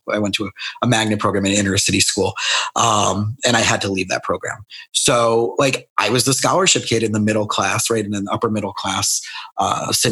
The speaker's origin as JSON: {"language": "English", "town": "Scranton", "region": "Pennsylvania", "country": "United States", "tie": "born there", "said": "I know that because I was born in Scranton, Pennsylvania"}